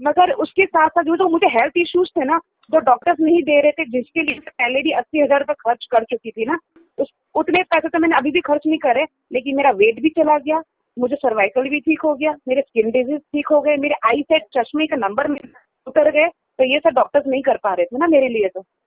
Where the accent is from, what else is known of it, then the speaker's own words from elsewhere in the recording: Mumbai, Maharashtra, India; now in Delhi, India; मैं मुंबई से हूँ